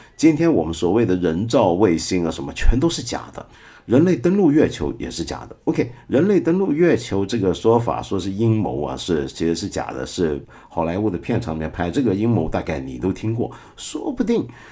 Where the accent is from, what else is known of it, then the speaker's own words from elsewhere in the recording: China; 我们中国人